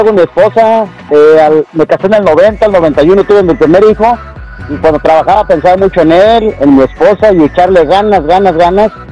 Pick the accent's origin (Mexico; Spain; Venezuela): Mexico; moved away as an adult; now in United States; yo me casé a los 18 años y me vine de México y ganando puro mínimo, mi hermano.